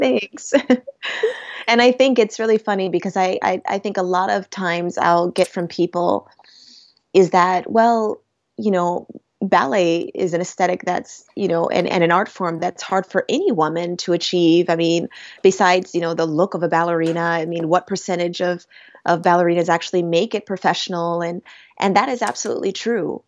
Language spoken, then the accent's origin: English; Rochester, New York, United States; my hometown of Rochester, New York